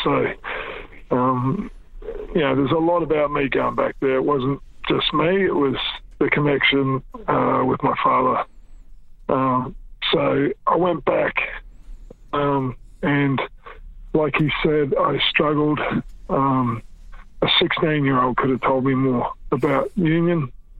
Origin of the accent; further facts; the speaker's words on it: New Zealand; born there; And I was born in New Zealand, always meant a lot to me.